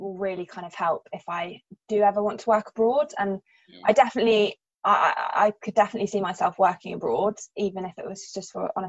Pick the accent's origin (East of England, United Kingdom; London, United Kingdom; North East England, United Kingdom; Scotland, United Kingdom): East of England, United Kingdom; Cambridgeshire; moved away as an adult; also born or lived in Manchester / Exeter; I grew up in Cambridgeshire, I know that area of the UK really well.